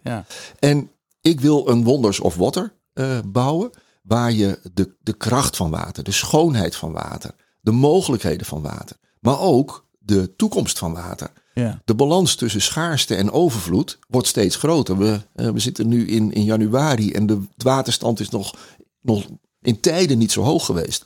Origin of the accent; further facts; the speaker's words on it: Netherlands; wij als Nederlander